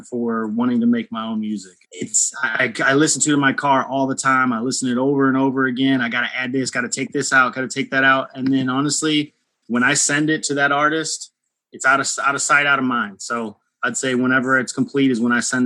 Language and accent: English; St. Louis, Missouri, United States; I'm from St. Louis, Missouri